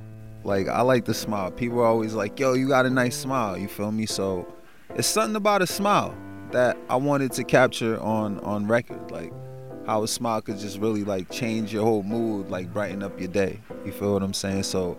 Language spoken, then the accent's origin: English; Haiti; now in Brooklyn, United States; Originally, I'm from Haiti, born and raised.